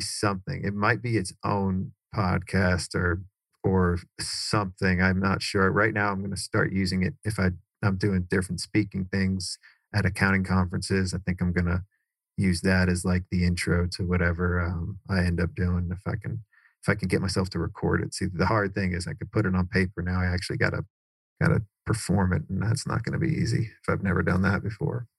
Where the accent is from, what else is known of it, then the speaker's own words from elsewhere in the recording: Cary, North Carolina, United States; also born or lived in New York; My parents moved from New York down to Cary, North